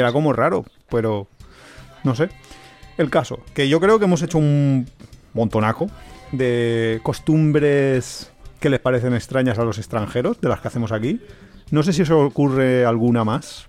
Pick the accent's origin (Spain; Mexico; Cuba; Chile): Spain